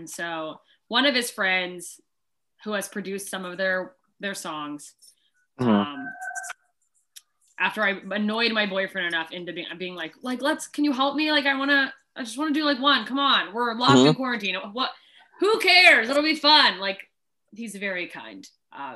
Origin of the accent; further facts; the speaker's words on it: Alaska, United States; also born or lived in Southern Mississippi, United States; now in Los Angeles, United States; I grew up in country places. Alaska is very country.